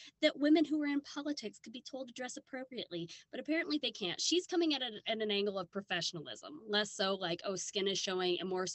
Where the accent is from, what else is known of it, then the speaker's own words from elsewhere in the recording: Midwest, United States; growing up in the Midwest